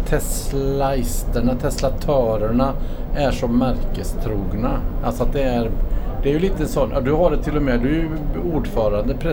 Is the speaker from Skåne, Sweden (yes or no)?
no; Åmål, Västra Götaland, Sweden; accent: Värmland dialect; Jag kommer från Ömmål.